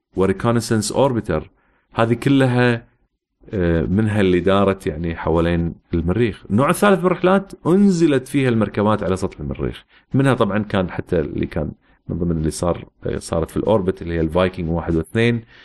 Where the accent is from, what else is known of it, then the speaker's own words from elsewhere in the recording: Kuwait; also born or lived in United States / United Kingdom; احنا مثلا عندنا في الكويت